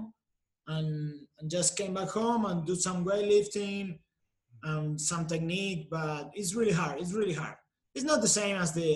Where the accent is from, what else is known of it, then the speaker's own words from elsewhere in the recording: Argentina; moved away as an adult; also born or lived in Tijuana, Mexico; now in Mexico City, Mexico; I'm from Argentina.